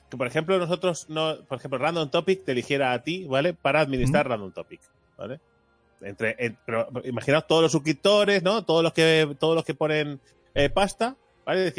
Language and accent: Spanish; Barcelona, Catalonia, Spain; ¿Lo he entendido yo, que soy de Barcelona?